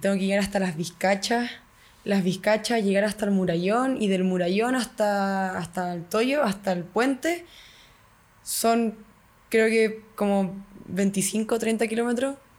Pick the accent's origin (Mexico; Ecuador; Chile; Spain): Chile